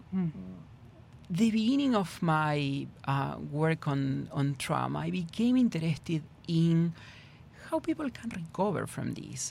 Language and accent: English; Argentina; English is a second language; moved away as an adult; now in Houston, United States; I was born and raised in in Argentina